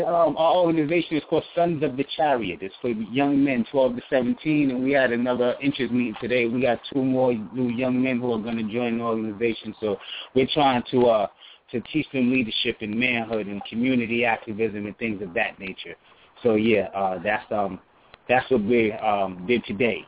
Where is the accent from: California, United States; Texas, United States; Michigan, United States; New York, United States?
New York, United States; I'm from New York